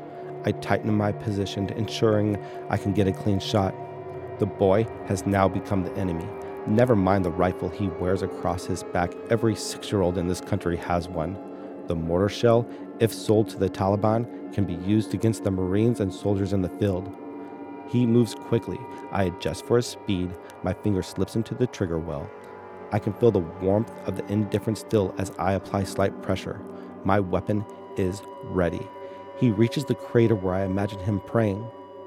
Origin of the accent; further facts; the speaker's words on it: San Diego, California, United States; also born or lived in Central Valley; I was raised here in San Diego and moved up to the Central Valley my final years of high school.